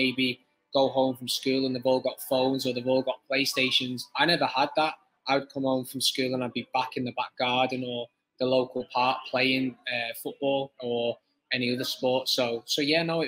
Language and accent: English; Widnes, North West England, United Kingdom; I'm from Widnes, so Widnes is a rugby town